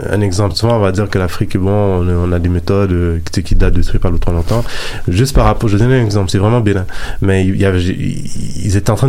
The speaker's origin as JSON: {"language": "French", "country": "Haiti", "said": "Étant d'origine haïtienne des fois, on a un peu cette petite arrogance-là de, se dire on vient du Nouveau Monde"}